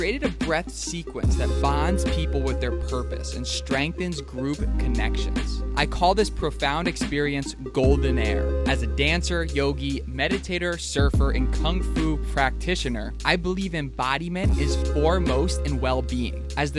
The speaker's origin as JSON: {"language": "English", "town": "Philadelphia", "region": "Pennsylvania", "country": "United States", "tie": "born or raised there", "said": "I grew up in Philly with a highly attuned bullshit meter, so I was skeptical."}